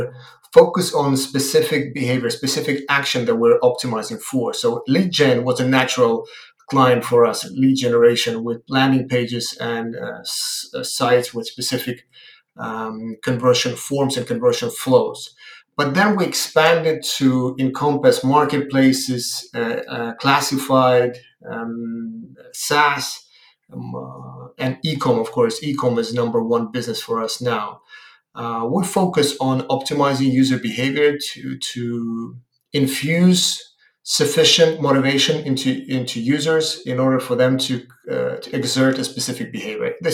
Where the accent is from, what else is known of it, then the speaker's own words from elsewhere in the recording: Ukraine; I am from Ukraine